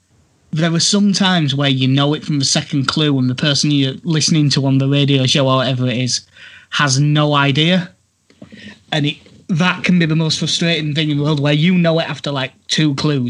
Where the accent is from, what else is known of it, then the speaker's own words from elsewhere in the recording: Middlesbrough, North East England, United Kingdom; born there; I was born in Middlesbrough and I came through at Darlington.